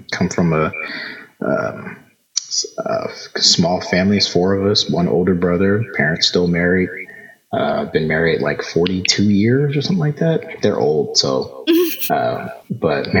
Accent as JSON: {"language": "English", "town": "Philadelphia", "region": "Pennsylvania", "country": "United States", "tie": "born or raised there", "also_born_or_lived": "Hampton, Virginia", "said": "born and raised in Philly."}